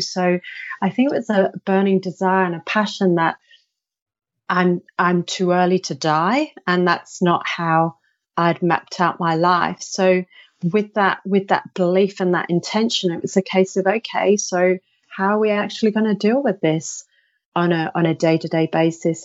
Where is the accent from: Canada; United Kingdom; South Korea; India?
United Kingdom; I'm I'm British.